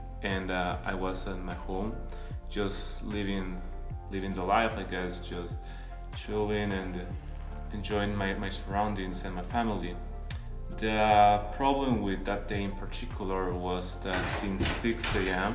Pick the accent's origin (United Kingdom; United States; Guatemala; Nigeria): Guatemala; moved away; I'm from Guatemala